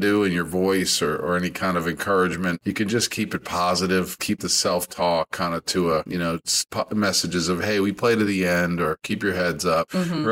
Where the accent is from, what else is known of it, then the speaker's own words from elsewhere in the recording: New York, United States; moved away; growing up in New York